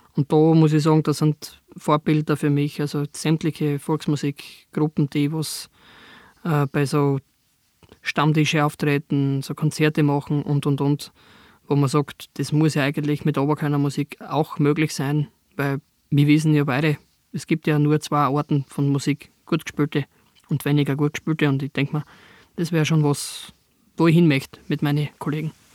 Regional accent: southern Styria, Austria; bei uns in der Südsteiermark

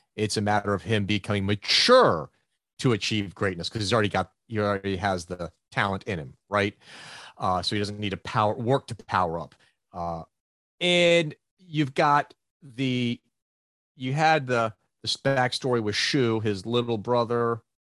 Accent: United States; we grew up in the States reading American comic books

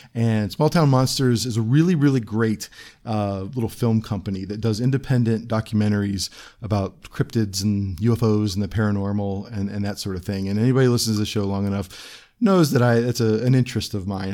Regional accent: Cleveland, Ohio, United States; also born or lived in Akron, Ohio; I am also from Northeast Ohio. I was born in Cleveland

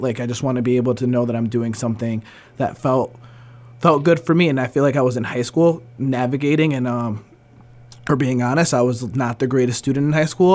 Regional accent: the Berkshires, Massachusetts, United States; also born or lived in New Jersey; we moved to the Berkshires. Um, been here since I was four years old

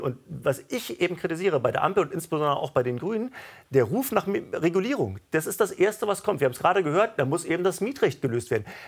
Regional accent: Berlin, Germany; meiner Heimatstadt Berlin

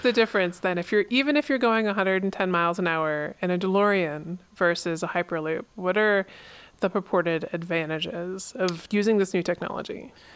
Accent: East Coast, United States; also born or lived in Pennsylvania; now in Alaska, United States; I'm from the East Coast

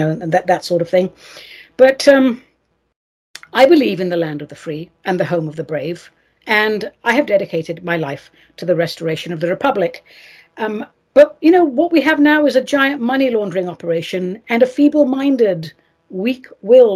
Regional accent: England, United Kingdom; now in United States; I was raised in England

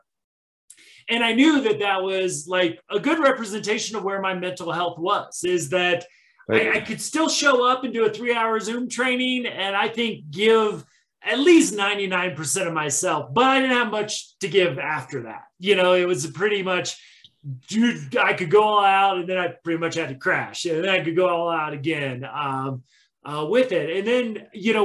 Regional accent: Midwest, United States; now in Colorado, United States; growing up in the Midwest

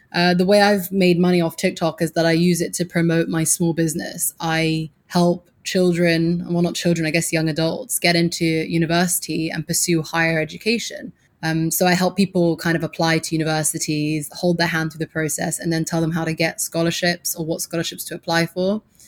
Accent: Suffolk, East of England, United Kingdom; moved away as an adult; also born or lived in Abu Dhabi, United Arab Emirates; now in New York City, United States; I grew up in Suffolk in England, and that's the countryside

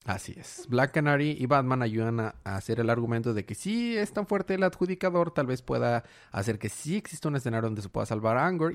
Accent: Ciudad Madero, Tamaulipas, Mexico; now in Monterrey, Mexico; Yo soy en realidad de Ciudad Madero, Tamaulipas

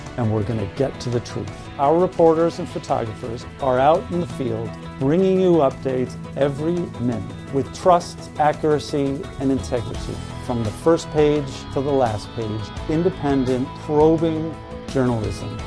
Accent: Philadelphia, Pennsylvania, United States; moved away; I grew up in Philadelphia, going to games, Flyers games at the Spectrum

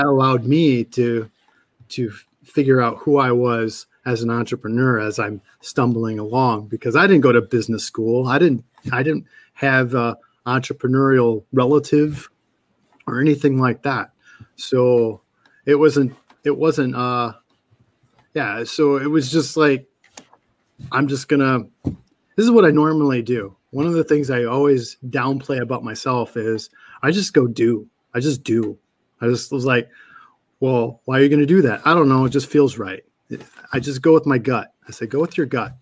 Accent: Petoskey, Michigan, United States; also born or lived in Kalamazoo, Michigan / Detroit area, Michigan / Seattle, Washington; now in Lansing, United States; I grew up in Petoskey

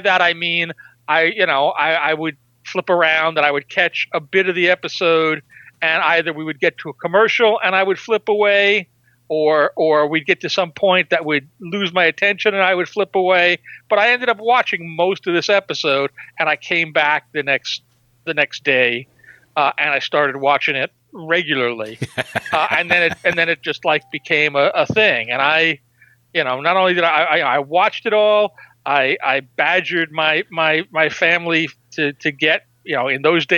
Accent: New York, United States; I grew up in New York

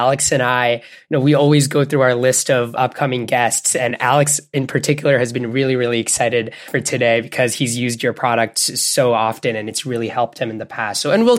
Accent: Bangladesh; also born or lived in Canada; I grew up in Bangladesh and Canada. And we've brought little parts of ourselves from all those different areas to where we are.

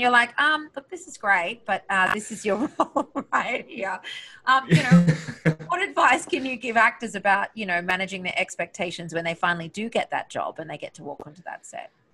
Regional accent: Australia; moved away; I'm this girl from Australia

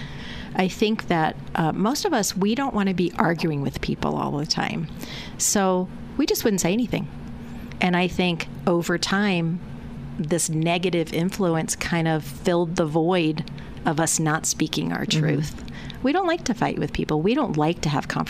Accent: United States; I grew up outside of Washington, D.C., and I would say it was a middle-class neighborhood

